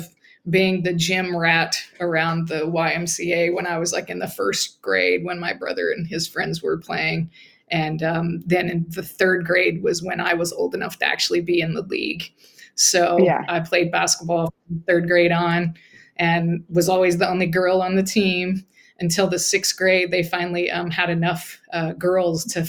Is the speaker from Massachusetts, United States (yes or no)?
no; Muskogee, Oklahoma, United States; I grew up in Muscogee, Oklahoma, and, just a regular working class neighborhood with my grandparents about a block away from us